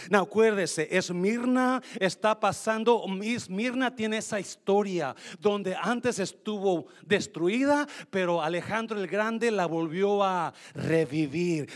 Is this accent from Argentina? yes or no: no; Mexico; moved away as an adult; recién llegué de México, yo tenía dieciocho años, de, dejé mi novia en México